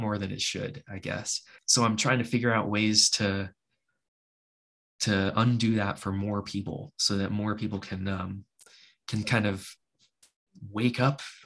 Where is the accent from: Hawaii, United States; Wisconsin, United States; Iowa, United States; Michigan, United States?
Hawaii, United States; I grew up in Hawaii